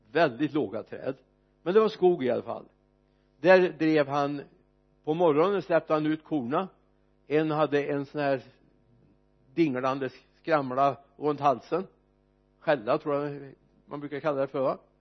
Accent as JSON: {"language": "Swedish", "town": "Mariestad", "region": "Västra Götaland", "country": "Sweden", "said": "när jag jobbade på Katnifors AB hemma i Mariestad"}